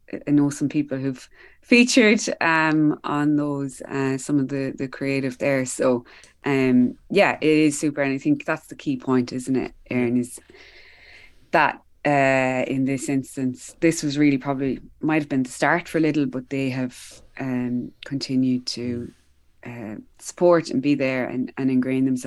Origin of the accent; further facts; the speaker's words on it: Kilkenny, Leinster, Ireland; I'm from Kilkenny